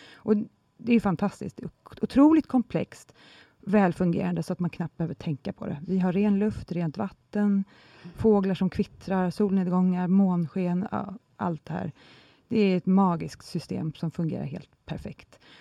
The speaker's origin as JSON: {"language": "Swedish", "country": "Sweden"}